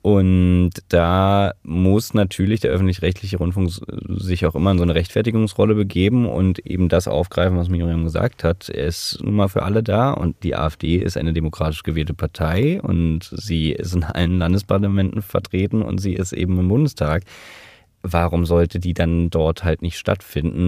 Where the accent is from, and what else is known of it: Germany